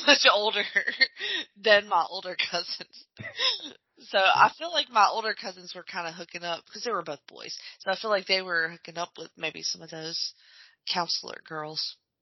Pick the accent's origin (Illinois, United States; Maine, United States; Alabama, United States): Alabama, United States; I grew up in Alabama